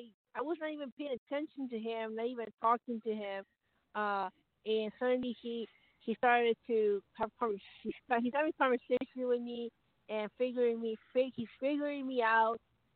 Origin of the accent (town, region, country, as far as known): Arizona, United States